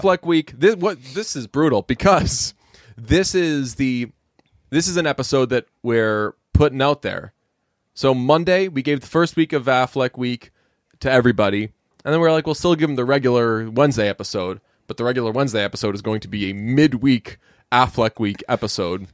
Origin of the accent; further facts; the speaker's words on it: Boston area, Massachusetts, United States; as a, uh, native of the Boston area, I always feel weird saying, like, I'm from Boston. I'm from, like, ten minutes outside of Boston